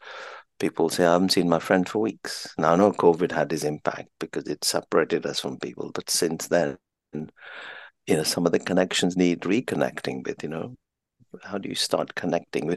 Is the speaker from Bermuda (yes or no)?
no; Kenya; now in United Kingdom; I'm an Indian of Indian parents, born in Kenya, raised in Kenya